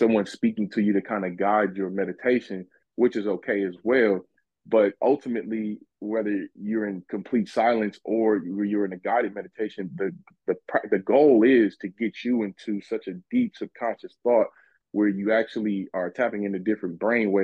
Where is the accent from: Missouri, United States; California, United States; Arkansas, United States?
California, United States; Los Angeles; moved away; I come from a pretty rough background, as one would say. I was originally from South Central Los Angeles, California